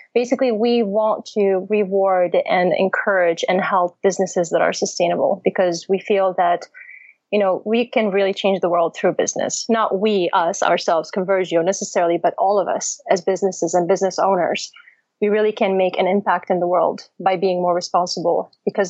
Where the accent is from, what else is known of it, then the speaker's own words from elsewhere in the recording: United States; I'm American